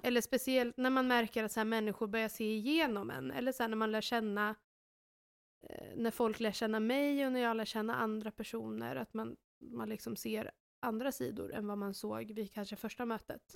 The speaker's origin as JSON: {"language": "Swedish", "country": "Sweden", "said": "som svensk"}